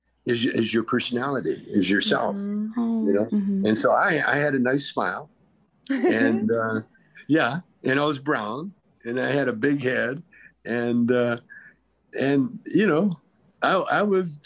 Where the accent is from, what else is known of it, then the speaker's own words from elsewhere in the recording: Calgary, Alberta, Canada; moved away as an adult; I grew up in Calgary where we were surrounded by reservations